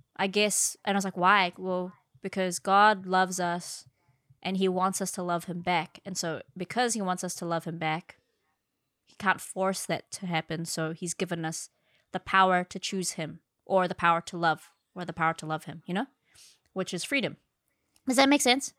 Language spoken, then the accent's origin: English; Philippines; I'm Filipino